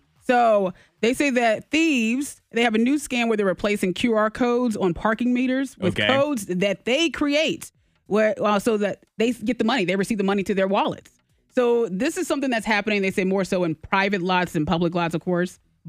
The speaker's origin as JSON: {"language": "English", "town": "Beaufort County", "country": "United States", "said": "I mean, hey, look, I'm from Beaufort County."}